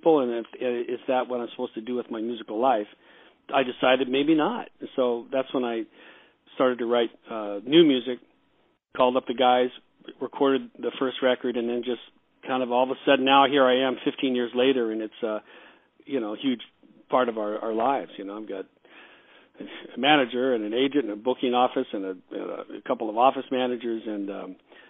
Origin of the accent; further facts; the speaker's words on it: Los Angeles, California, United States; also born or lived in Wichita, Kansas; I was born in Wichita, but we moved to California when I was two. So I would pretty much grew up out here in Los Angeles